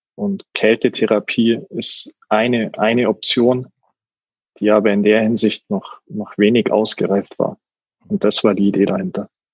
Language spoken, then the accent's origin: German; near Garmisch-Partenkirchen, Bavaria, Germany; moved away as an adult; also born or lived in Munich; now in Mannheim, Germany; gebürtig aus Bayern, äh, Nähe Garmisch-Partenkirchen und dann jetzt die letzten Jahre wohnhaft in München gewesen